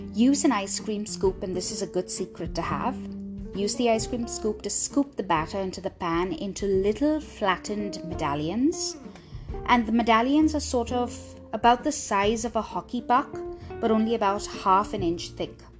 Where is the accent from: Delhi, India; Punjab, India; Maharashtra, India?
Maharashtra, India; Mumbai; I was raised in Bombay, when people ask what my background is, I say Goan